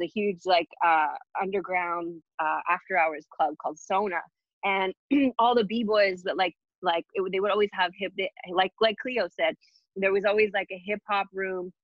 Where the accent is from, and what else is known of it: Alberta, Canada; born or raised there; now in Montreal, Canada